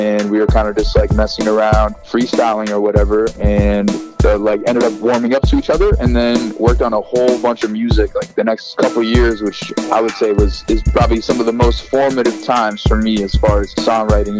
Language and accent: English; Brookline, Massachusetts, United States; also born or lived in Boston; I was born in Boston, Brigham and Women's, and raised there.